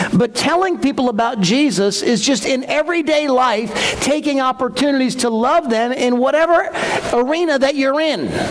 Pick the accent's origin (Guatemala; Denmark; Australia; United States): United States; Newtown, Connecticut; where I grew up in Newtown